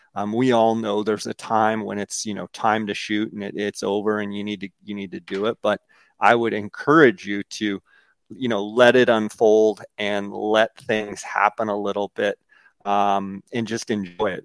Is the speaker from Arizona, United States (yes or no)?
yes; Arizona, United States; my home state of Arizona